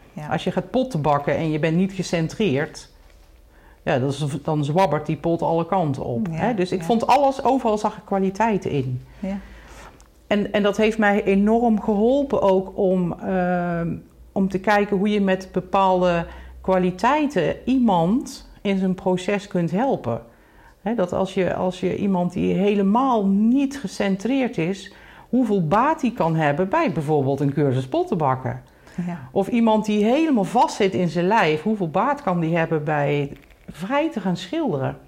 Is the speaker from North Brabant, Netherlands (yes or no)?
yes; North Brabant, Netherlands; geboren in Brabant, in een heel klein dorpje. Um, daar ben ik dus eigenlijk opgegroeid